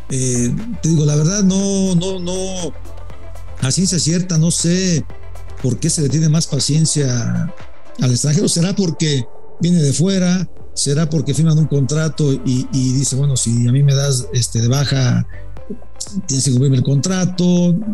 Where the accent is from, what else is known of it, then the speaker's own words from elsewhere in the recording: Mexico; nosotros como mexicanos somos más prudentes